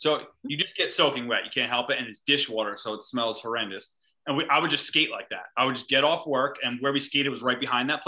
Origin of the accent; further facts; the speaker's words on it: East Coast, United States; Like, growing up on the East Coast, you don't realize